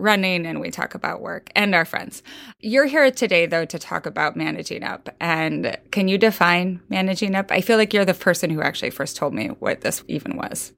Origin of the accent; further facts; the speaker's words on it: Midwest, United States; I'm from the Midwest, sort of.